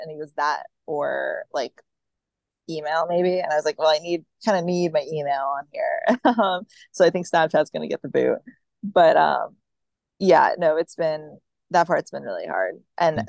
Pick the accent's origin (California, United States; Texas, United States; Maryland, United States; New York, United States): Maryland, United States; now in Virginia, United States; I'm not from Virginia. I just currently live here, which like I'm from Maryland